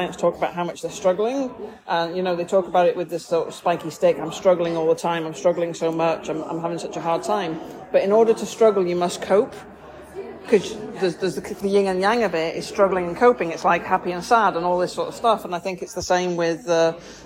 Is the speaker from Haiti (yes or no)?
no; United Kingdom; we're British